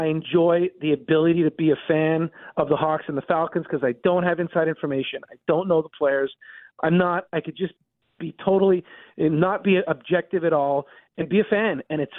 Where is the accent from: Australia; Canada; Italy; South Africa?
Canada; Montreal, Quebec; I'm from the Northeast, so, you know, grew up in Montreal, you know, not far from the Vermont border, about an hour and a half away.